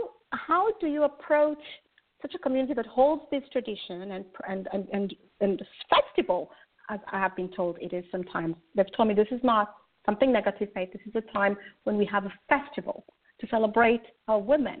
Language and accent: English; Kenya; moved away; I'm originally from Kenya